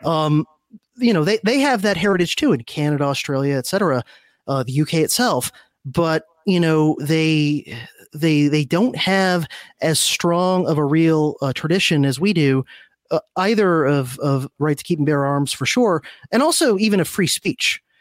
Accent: South Florida, United States; also born or lived in Miami; I grew up in South Florida

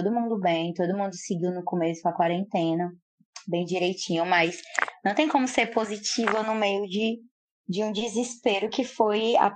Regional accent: Fortaleza, Ceará, Brazil; Sou de Fortaleza, Ceará, do Nordeste, uma cidade linda, iluminada.

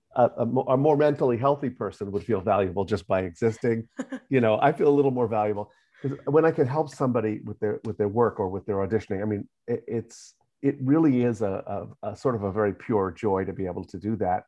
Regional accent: New York, United States; Mostly New York

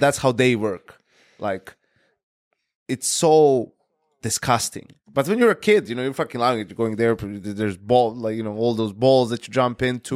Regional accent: Serbia; my hometown where I was born is not Belgrade, right? It's like a smaller town. It's called Krawilec

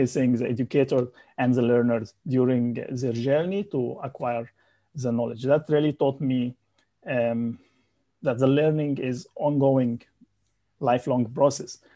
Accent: Egypt; moved away as an adult; also born or lived in Saudi Arabia; now in Malaysia; I'm from Egypt

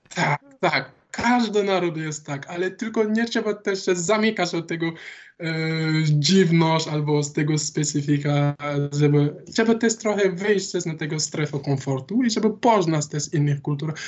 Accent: Dakar, Senegal; Polish is a second language; moved away as an adult; now in Wrocław, Poland; z Dakaru pochodzę.

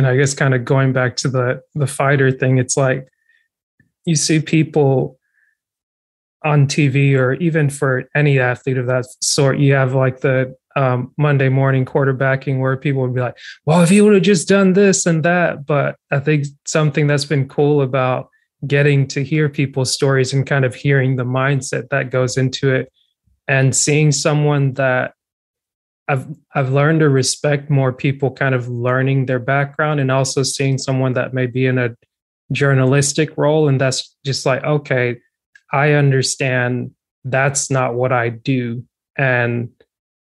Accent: Georgia, United States; growing up in Georgia from like the year 2000, 2008

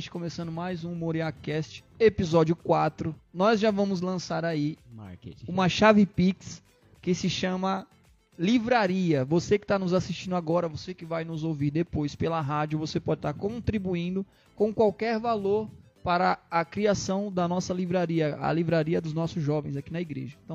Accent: Maceió, Alagoas, Brazil; E aí, terrinha boa, sou de lá

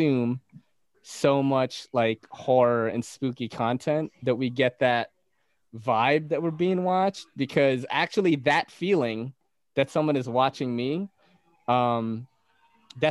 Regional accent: Naga, Bicol Region, Philippines; moved away; I came from the Philippines, from a region known as Bicol. I was born in Naga City

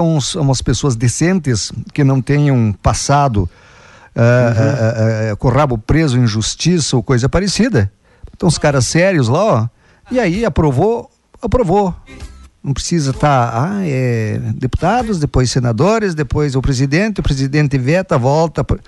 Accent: Água Santa, Rio Grande do Sul, Brazil; moved away; é a minha terra lá

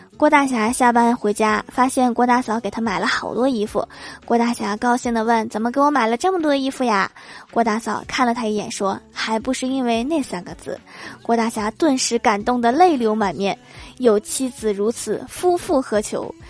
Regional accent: Northeast China, China; accent: Northeastern (Dongbei); 用我们东北话是这么说的

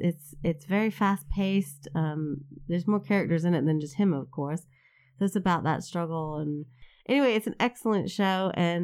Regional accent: United States; as an American

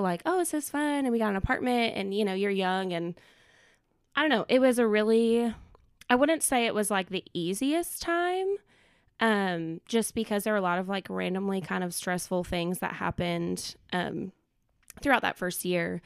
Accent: Minnesota, United States; moved away as an adult; now in Knoxville, United States; I was born and raised in Minnesota

